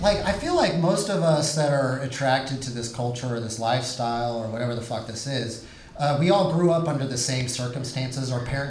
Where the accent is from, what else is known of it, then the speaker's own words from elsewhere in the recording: San Antonio, Texas, United States; also born or lived in Austin, Texas; I was raised in San Antonio where we have values.